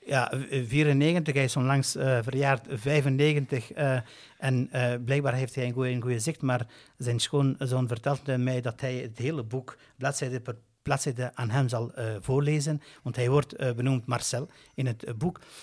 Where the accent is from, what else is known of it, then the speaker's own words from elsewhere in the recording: Brussels, Brussels-Capital Region, Belgium; als Brusselaar, net als Brusselaar en als een Brusselaar met migratieachtergrond